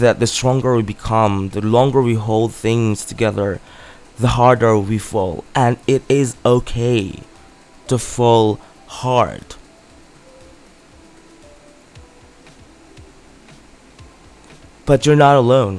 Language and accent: English; Philippines; my hometown in the Philippines